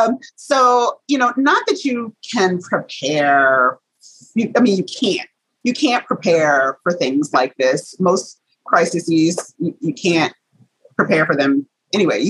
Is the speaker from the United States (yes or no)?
yes; the South, United States; I'm a Southerner.